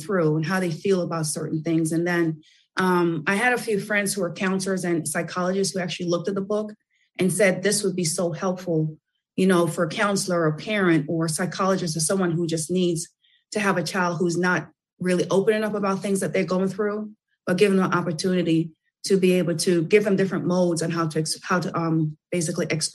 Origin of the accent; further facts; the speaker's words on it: New York City, New York, United States; I'm from Brooklyn